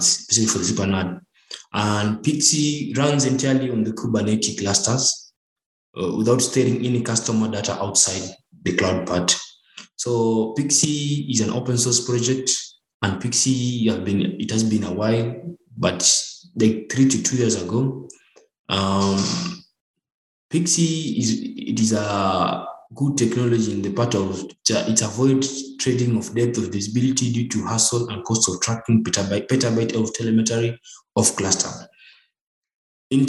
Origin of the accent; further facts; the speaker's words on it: Nairobi, Kenya; I'm from Nairobi, Kenya.